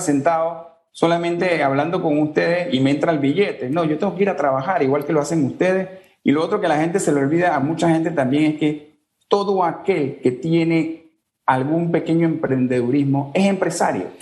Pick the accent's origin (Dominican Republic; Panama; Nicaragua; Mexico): Panama; somos panameños